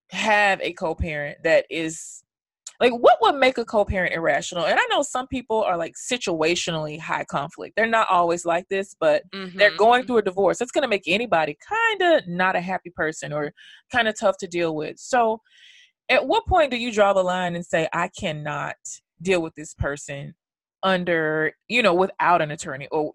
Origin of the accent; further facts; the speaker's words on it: New York, United States; those of us New Yorkers